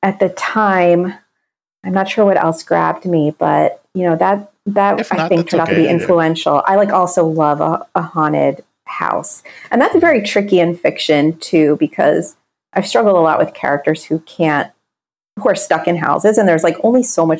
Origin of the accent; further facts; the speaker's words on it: Pennsylvania, United States; my home state or actually Commonwealth